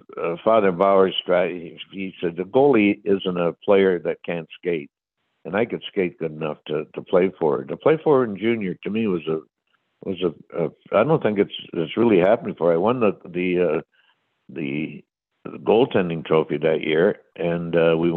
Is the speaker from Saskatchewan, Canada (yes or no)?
no; St. Catharines, Ontario, Canada; moved away; we played New Year's Eve in St. Catharines, my hometown